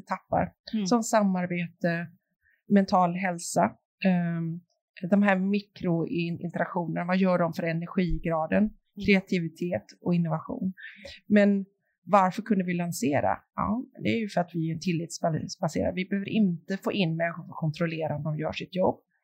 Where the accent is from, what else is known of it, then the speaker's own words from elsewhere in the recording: Sweden; vi svenskar